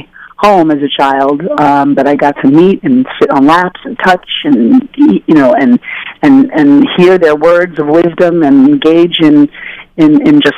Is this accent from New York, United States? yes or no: yes; New York, United States; my parents believed in us being out in the wild streets of New York